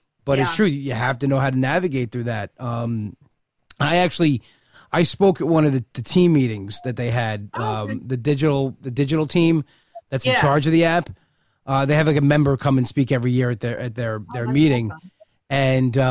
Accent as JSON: {"language": "English", "region": "New York", "country": "United States", "said": "I'm from New York"}